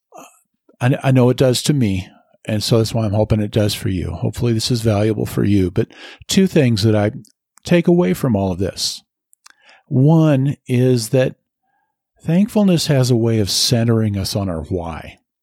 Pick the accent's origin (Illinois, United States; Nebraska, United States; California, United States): Nebraska, United States; moved away as an adult; now in Colorado, United States; I love where I grew up. I love my home state